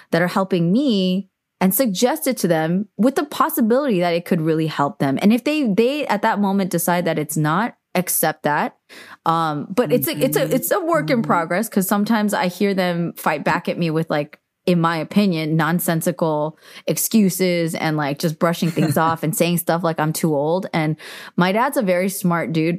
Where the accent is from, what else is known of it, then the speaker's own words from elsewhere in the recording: United States; growing up in America